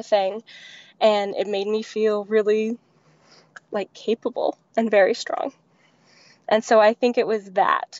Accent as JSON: {"language": "English", "region": "Kentucky", "country": "United States", "tie": "born or raised there", "also_born_or_lived": "Alaska", "moved": "as an adult", "said": "I grew up in Kentucky near this place called the Red River Gorge"}